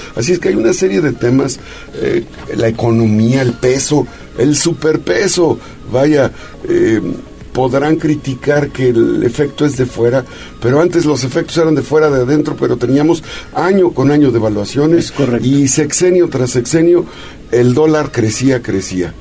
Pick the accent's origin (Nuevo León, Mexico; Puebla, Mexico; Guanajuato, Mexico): Puebla, Mexico; somos poblanos